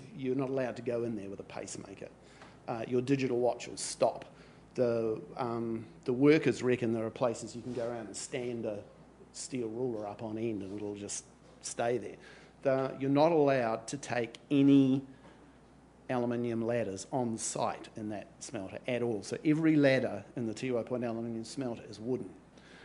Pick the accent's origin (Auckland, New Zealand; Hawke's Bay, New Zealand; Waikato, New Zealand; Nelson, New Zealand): Hawke's Bay, New Zealand; Napier; I'm from Napier.